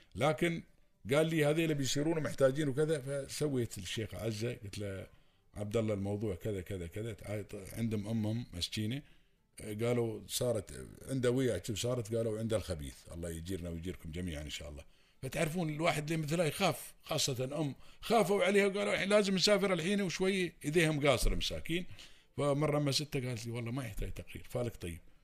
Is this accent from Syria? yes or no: no; United Arab Emirates; accent: Emirati; عندنا في الامارات